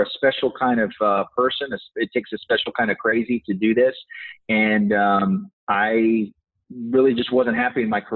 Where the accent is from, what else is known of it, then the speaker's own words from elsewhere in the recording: Texas, United States; I was born and raised in Texas, where I reside today